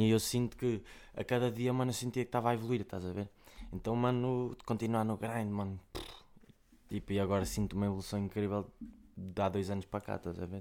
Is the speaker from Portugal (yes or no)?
yes; Coimbra, Centro, Portugal; eu sou de Vila Pouca do Campo, fica ali ao pé, de, entre Taveiro e Amial